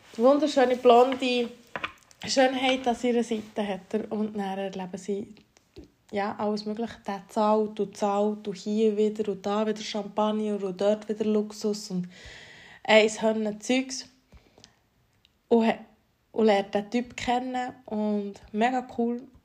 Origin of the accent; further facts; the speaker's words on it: Valais, Switzerland; now in Bern, Switzerland; Wir sind Walliser eigentlich.